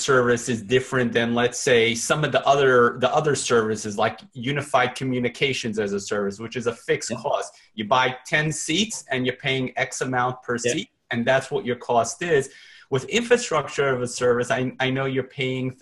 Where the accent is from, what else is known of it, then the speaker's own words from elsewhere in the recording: New York, United States; I'm a New Yorker